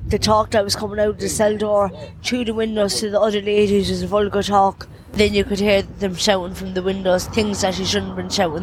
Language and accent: English; County Clare, Munster, Ireland; moved away; also born or lived in Limerick; I'm originally from County Clare, and there was no hostels in County Clare.